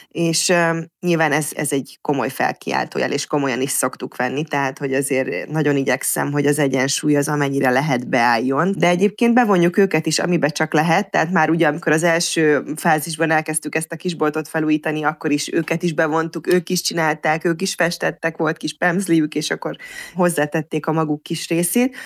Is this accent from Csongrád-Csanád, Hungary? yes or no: yes; Mórahalom, Csongrád-Csanád, Hungary; én Szeged mellett Mórahalman nőttem fel